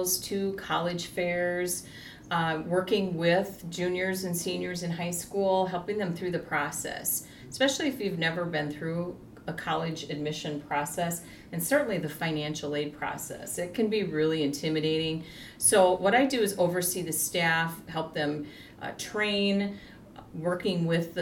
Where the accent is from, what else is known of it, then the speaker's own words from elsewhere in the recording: South Dakota, United States; I'm from South Dakota